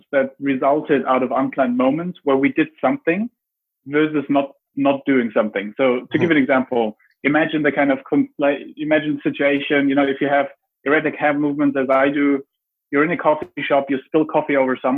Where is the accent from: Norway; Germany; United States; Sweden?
Germany; I grew up in Germany